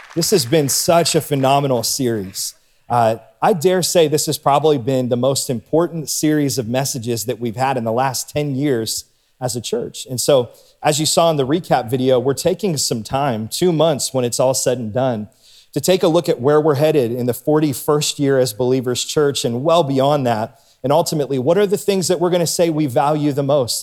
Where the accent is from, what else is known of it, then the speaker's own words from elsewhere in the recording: Warren, Ohio, United States; now in Canfield, United States; I grew up in Warren. It was my hometown